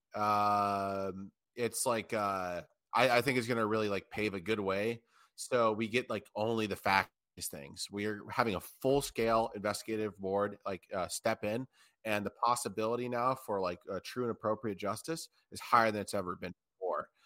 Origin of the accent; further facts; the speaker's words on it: United States; as an American